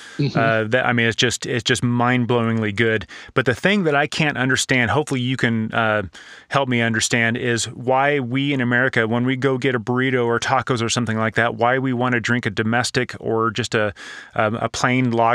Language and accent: English; Southern California, United States; also born or lived in Pacific Northwest / Southern Arizona; now in Arizona, United States; I grew up in Southern California. I spent 20 years in the Northwest and now, live in Southern Arizona